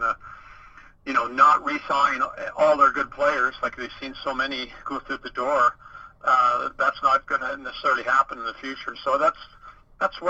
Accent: Toronto, Ontario, Canada; a typical Canadian growing up in Toronto

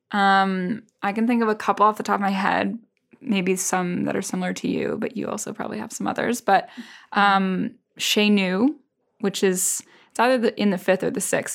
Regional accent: New England, United States; now in Paris, France; growing up in New England, there's so much about fall

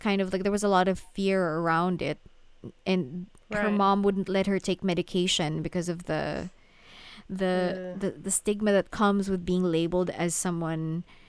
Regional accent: Manila, Metro Manila, Philippines; English is a second language; because I am a Filipino, right? I grew up in Manila, and Manila, the Philippines, has a lot of like Western influence

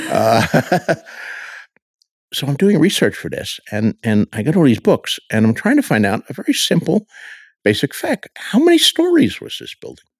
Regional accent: Bayonne, New Jersey, United States; moved away as an adult; also born or lived in Chicago, Illinois / Dubuque, Iowa; now in Santa Fe, United States; growing up in Bayonne, New Jersey, we had no bookstore in the entire town

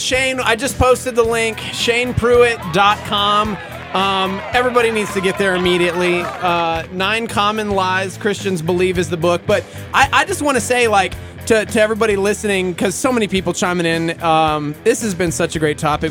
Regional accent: Lubbock, Texas, United States; I'm from Lubbock Texas

